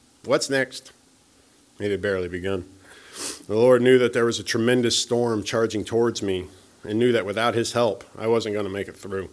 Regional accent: Topeka, Kansas, United States; moved away as an adult; now in Kansas City, United States; I decided to go to Topeka, my hometown

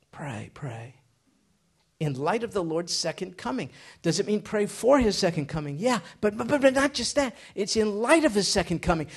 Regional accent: United States; I grew up in America.

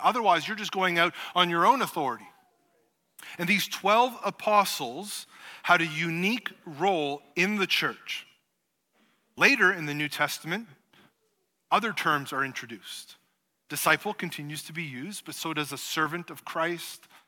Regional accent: Canada; being Canadian

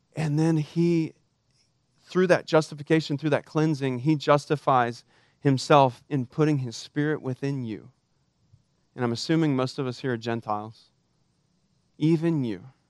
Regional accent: Texas, United States; I'm Texan for crying out loud. We're raised to be patriots, except that we fly the Texas flag at the same height as the American flag. We used to say that we used to pledge allegiance to the Texas flag in my school on Monday mornings

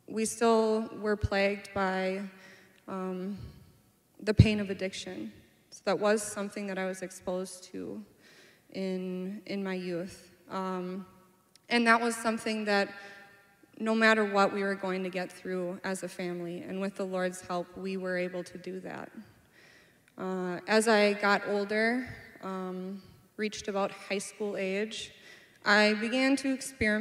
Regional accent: Anoka, Minnesota, United States; I'm from Anoka, Minnesota. I was born and raised there

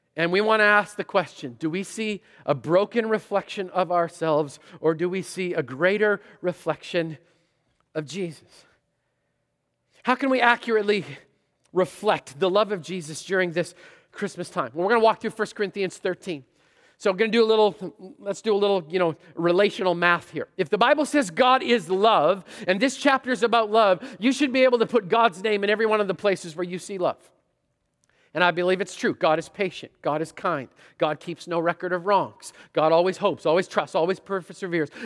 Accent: Canada; moved away; I'm Canadian

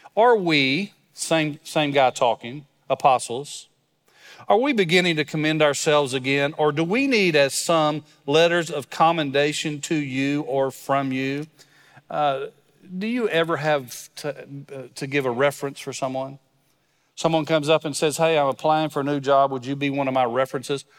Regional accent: West Texas, United States; I grew up in West Texas, so it's really just a couple hours west of here.

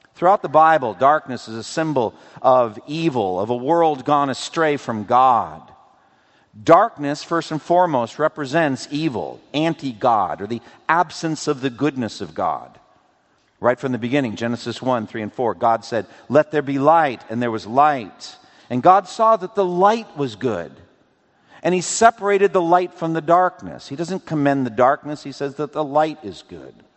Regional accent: Framingham, Massachusetts, United States; when I was growing up in Boston, eastern Massachusetts. We would drive from my home in Framingham

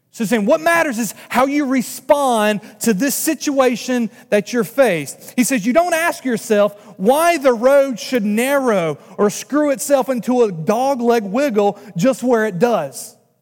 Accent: North Carolina, United States; moved away as an adult; now in Massachusetts, United States; I'm from North Carolina

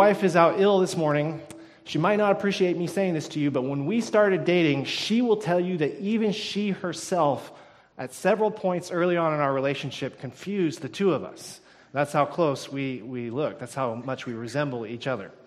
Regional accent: United States; now in Canada; being an American, I haven't really noticed something really similar to this here in Canada

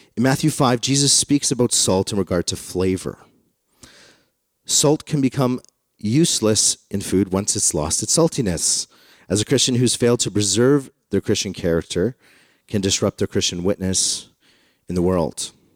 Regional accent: Canada; I'm Canadian because I was born here.

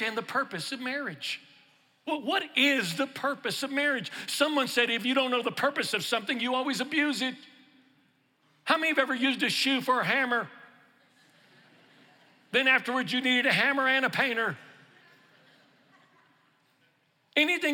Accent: Houston, Texas, United States; now in Louisiana, United States; I'm originally from Texas, from Houston, but I live in Louisiana

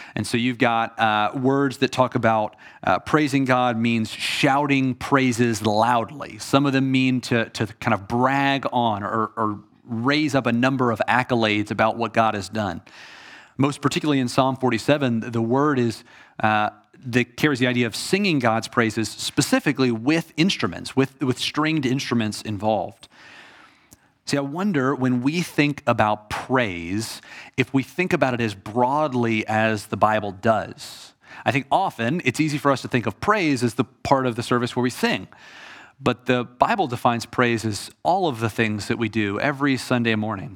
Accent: Atlanta, Georgia, United States; I am from Atlanta. I grew up a Braves fan.

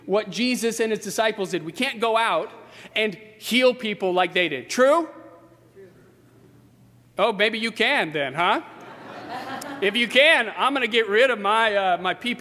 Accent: Fredericksburg, Virginia, United States; now in Arlington Heights, United States; my hometown in Fredericksburg, Virginia.

